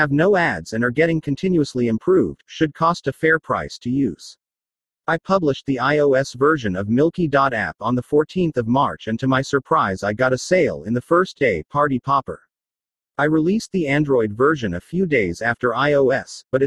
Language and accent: English; Australia; Australia, my home country